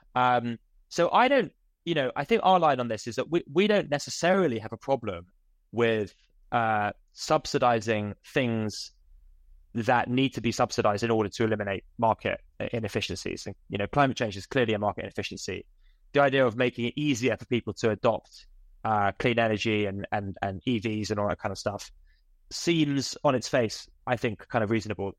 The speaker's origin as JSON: {"language": "English", "country": "United Kingdom", "said": "as a British person"}